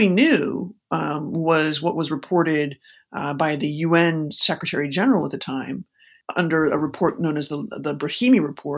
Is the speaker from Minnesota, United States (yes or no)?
no; Chicago, Illinois, United States; I grew up in Chicago on the South and North Side